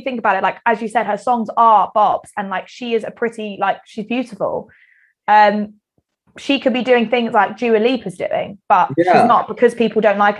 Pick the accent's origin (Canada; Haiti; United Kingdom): United Kingdom; Kent, South East England; growing up in Kent and the countryside